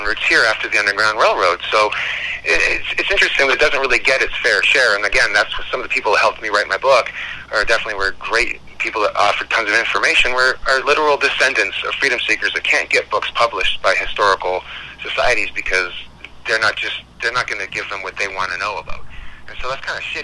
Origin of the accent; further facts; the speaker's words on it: Scotland, United Kingdom; now in Canada; I am from Scotland. I'm not even from this continent.